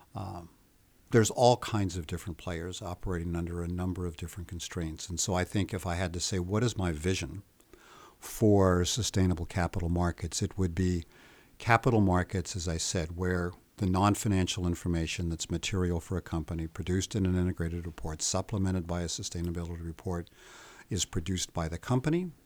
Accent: United States; I'm American, so I'm not quite as shy and polite as the Swedes seem to be.

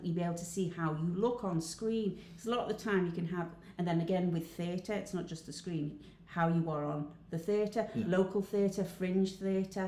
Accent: Wirral, Cheshire, North West England, United Kingdom; accent: Wirral Cheshire; I didn't even know what my accent was. Apparently, it's Wirral Cheshire.

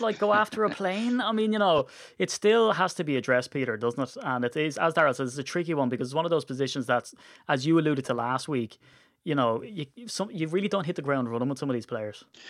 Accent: Ireland; we're Irish

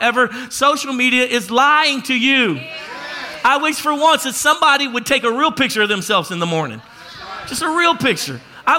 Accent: Louisiana, United States; I'm from Louisiana. And I've been out on the water my whole life

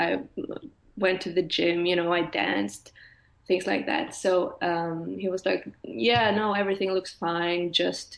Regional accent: Norway; moved away as an adult; now in Stockholm, Sweden; I'm from Norway, but I live in Sweden, Stockholm at the moment

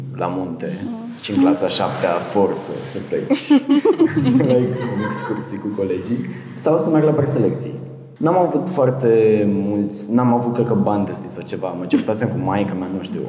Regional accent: Botoșani, Botoșani County, Romania; Am intrat în una din trupele de teatru din Botoșani

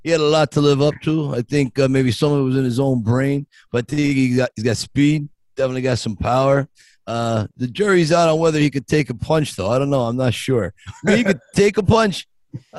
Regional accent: Scranton, Pennsylvania, United States; I grew up in a little town north of Philadelphia, Scranton, Pennsylvania

